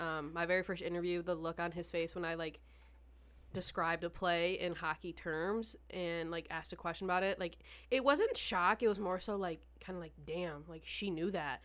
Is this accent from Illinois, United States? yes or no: no; Detroit, Michigan, United States; I'm from Michigan